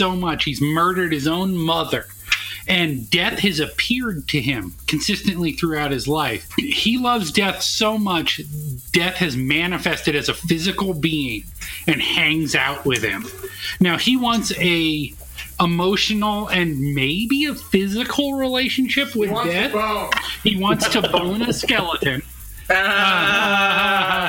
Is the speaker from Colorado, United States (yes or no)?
no; San Jose, California, United States; moved away; I'm from San Jose originally